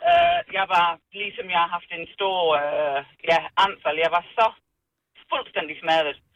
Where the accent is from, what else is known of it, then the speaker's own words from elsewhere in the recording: England, United Kingdom; Danish is a second language; now in Herning, Denmark; Jeg er original fra, fra, England.